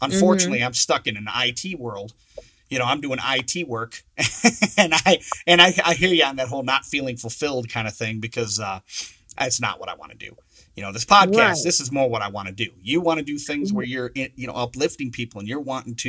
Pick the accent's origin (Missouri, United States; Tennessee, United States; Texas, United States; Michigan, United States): Michigan, United States; Saginaw; I'm from Saginaw, Michigan